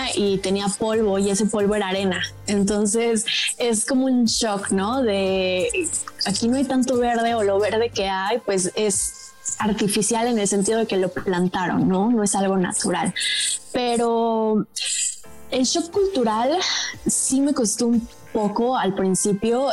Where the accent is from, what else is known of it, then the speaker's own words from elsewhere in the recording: Mexico; moved away as an adult; also born or lived in Dubai; la aerolínea bandera de mi país, está México